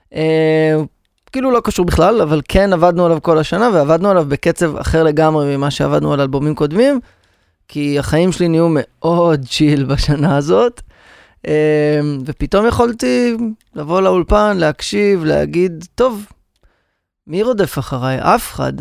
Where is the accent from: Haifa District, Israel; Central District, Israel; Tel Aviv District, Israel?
Central District, Israel; Rehovot; אחרי שגדלתי ברחובות